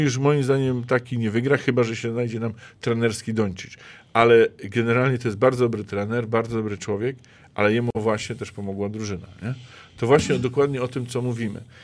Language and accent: Polish; Zielona Góra, Lubusz Voivodeship, Poland; u nas w Zielonej Górze